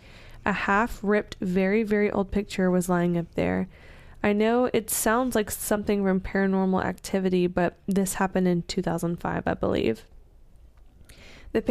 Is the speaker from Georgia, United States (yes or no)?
yes; Jersey, Georgia, United States; The house we grew up in is in Jersey, Georgia. Small town with lots of history.